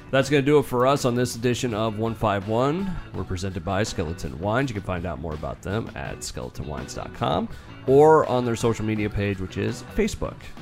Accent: Polk City, Iowa, United States; my hometown Polk City

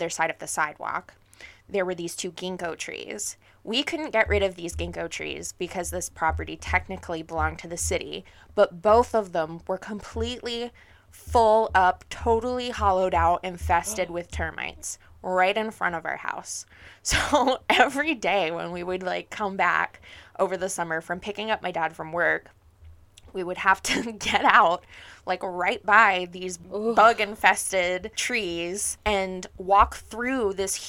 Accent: New Orleans, Louisiana, United States; I grew up in New Orleans

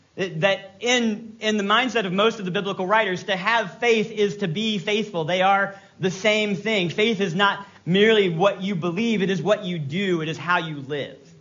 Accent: Virginia, United States; I'm from Virginia. I can say y'all.

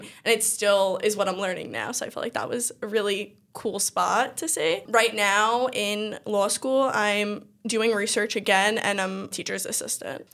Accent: New York City, New York, United States; I always lived on Staten Island. Um, I'm from Eltingville

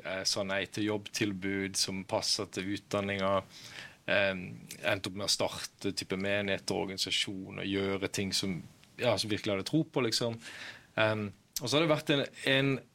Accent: Kristiansand, Agder, Norway; now in Bergen, Norway; jeg kom fra Kristiansand opprinnelig. Ja. Nå bor jeg her i, i Bergen

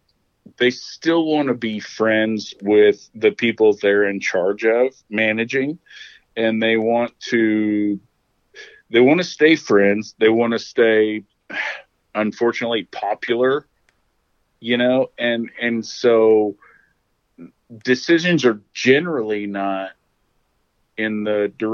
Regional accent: Oklahoma, United States; moved away; I'm from Oklahoma

